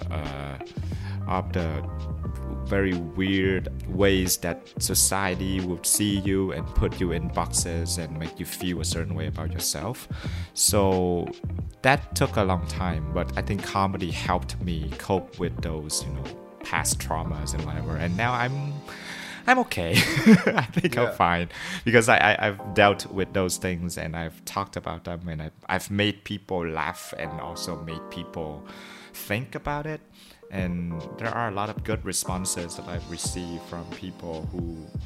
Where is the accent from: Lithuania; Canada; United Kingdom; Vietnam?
Vietnam; first language Vietnamese; English is a second language; Vietnamese, my mother tongue